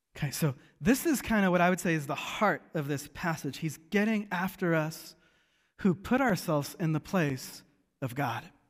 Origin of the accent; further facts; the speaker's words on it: Seattle, Washington, United States; growing up in Seattle